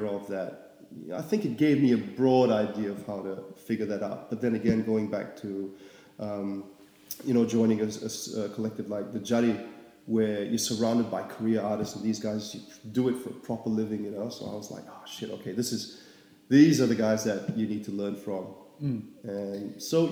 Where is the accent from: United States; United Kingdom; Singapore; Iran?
Singapore; moved away as an adult; now in Melbourne, Australia; I'm from Singapore, yeah. Born and bred